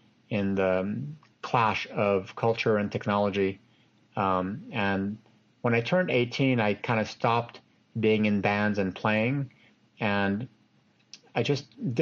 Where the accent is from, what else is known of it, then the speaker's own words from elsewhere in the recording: Los Angeles, California, United States; also born or lived in France / Tunisia; we grew up in Los Angeles